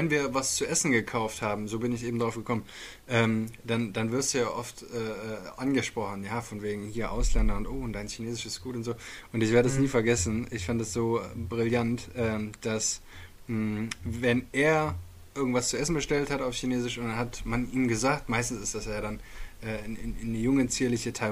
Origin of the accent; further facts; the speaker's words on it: Bielefeld, North Rhine-Westphalia, Germany; Ich bin ja Bielefelder.